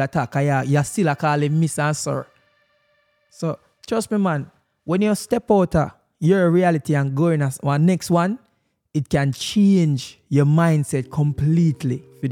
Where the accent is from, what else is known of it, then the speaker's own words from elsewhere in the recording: Jamaica; as a Jamaican